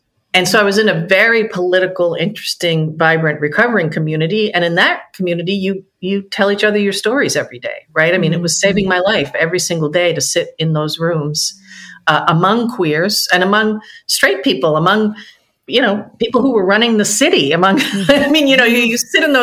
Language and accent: English; outside of Boston, Massachusetts, United States; now in Washington, D.C., United States; I grew up outside of Boston in the 70s in a pretty much a first-generation Irish-American enclave.